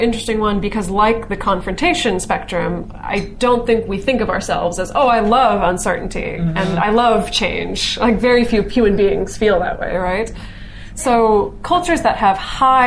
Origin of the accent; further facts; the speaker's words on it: United States; also born or lived in Greece; as an American